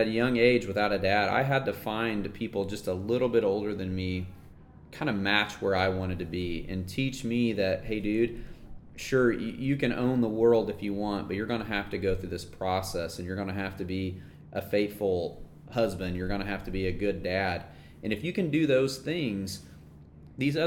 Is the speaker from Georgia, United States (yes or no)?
no; Norman, Oklahoma, United States; I'm from Norman